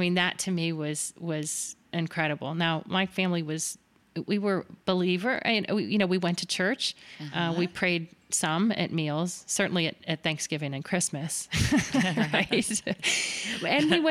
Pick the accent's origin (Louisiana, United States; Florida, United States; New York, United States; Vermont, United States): Florida, United States; Miami; It was diagnosed at age 4 at Boston Palmer Eye Institute in Miami, which was home. I grew up in South Florida.